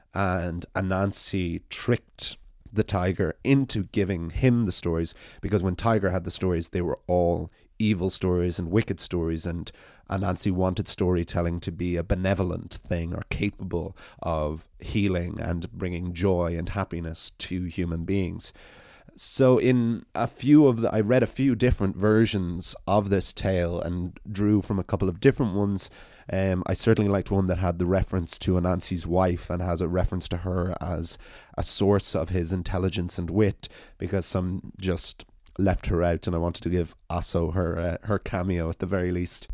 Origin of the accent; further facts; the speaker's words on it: Ireland; as an Irish person running an Irish storytelling podcast